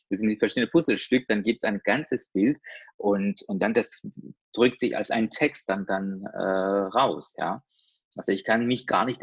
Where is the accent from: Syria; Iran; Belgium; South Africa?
Iran; also ich komme äh, ja, aus dem Iran